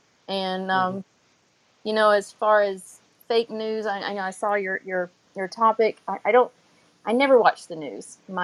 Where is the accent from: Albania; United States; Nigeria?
United States; Florida; I am from South Florida.